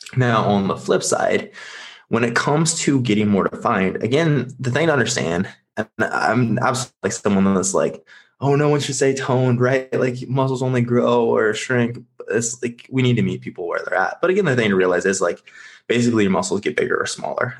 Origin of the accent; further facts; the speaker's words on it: Nebraska, United States; now in Scottsdale, United States; I'm currently located in Scottsdale. I am originally from Nebraska.